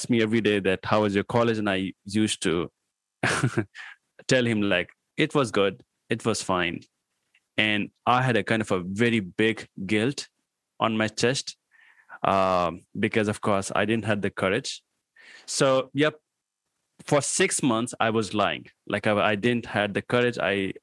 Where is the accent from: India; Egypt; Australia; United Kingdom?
India; Patna, Bihar; English is a second language; moved away as an adult; also born or lived in New Delhi / Greater Noida; now in Pune, India; my hometown was, like, there was a small town over here in India called Patna